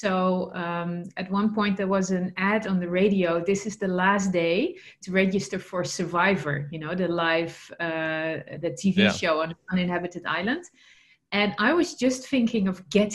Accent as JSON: {"language": "English", "country": "Netherlands", "second_language": "English", "moved": "yes", "said": "I'm originally from the Netherlands"}